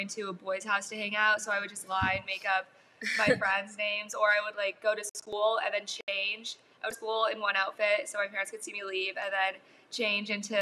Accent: California, United States; I grew up in California

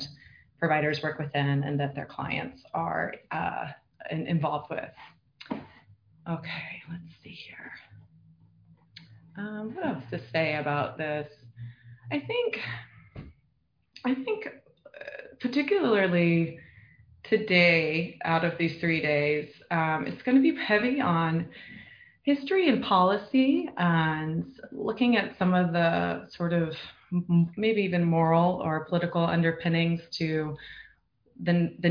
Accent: Virginia, United States; moved away as an adult; also born or lived in Seattle / New York; now in Los Angeles, United States; I'm from Virginia. I went to grad school and worked in Seattle and then New York

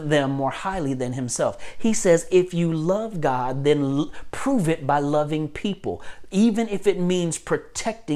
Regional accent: United States; I have to be more Jesus follower than I am American.

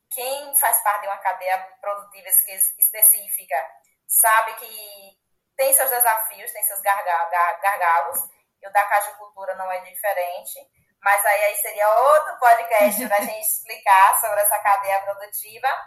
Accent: Minas Gerais, Brazil

